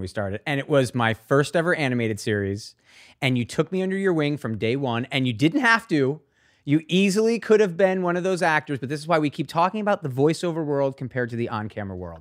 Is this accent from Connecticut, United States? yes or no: yes; Avon, Connecticut, United States; also born or lived in Hartford, Connecticut; I'm from, I was born in Hartford. I'm from, I, from a town in Avon